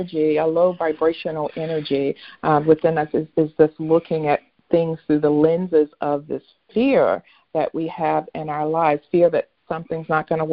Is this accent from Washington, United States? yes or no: no; North Carolina, United States; the area where I grew up in North Carolina